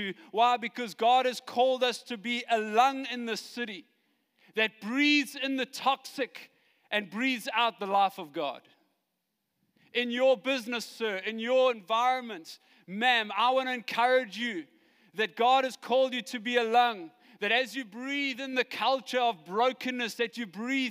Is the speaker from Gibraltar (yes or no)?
no; Johannesburg, Gauteng, South Africa; I come from Joburg